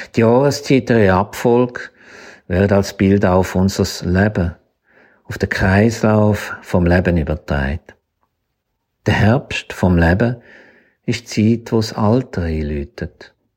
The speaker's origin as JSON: {"language": "German", "area": "Zürcher Weinland, Stammertal", "region": "Zurich", "country": "Switzerland", "tie": "born or raised there", "said": "Ich bin nämlich aufgewachsen im Zürcher Wieland, im Stammertal"}